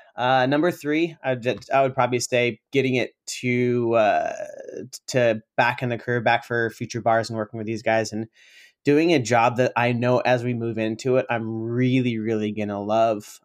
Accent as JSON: {"language": "English", "town": "Sacramento", "region": "California", "country": "United States", "tie": "born or raised there", "also_born_or_lived": "San Francisco", "said": "I came back to Sacramento, uh, my hometown"}